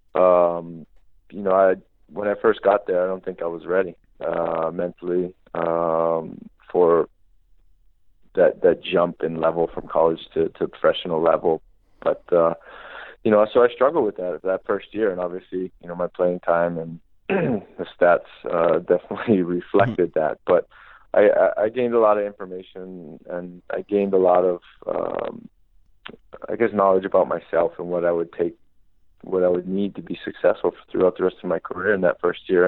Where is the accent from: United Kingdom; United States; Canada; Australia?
United States; Hawaii; moved away as an adult; growing up in Hawaii